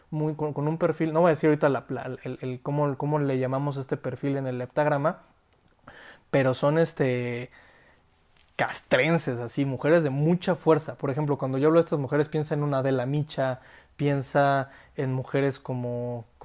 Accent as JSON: {"language": "Spanish", "country": "Mexico", "said": "yo como hombre, si salgo a la calle, la violencia que yo percibo como individuo, como mexicano"}